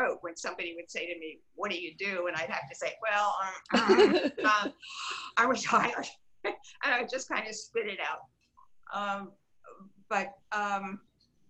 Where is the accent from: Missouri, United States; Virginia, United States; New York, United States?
New York, United States; moved away as an adult; also born or lived in Connecticut; now in Palm Beach, United States; I'm originally from New York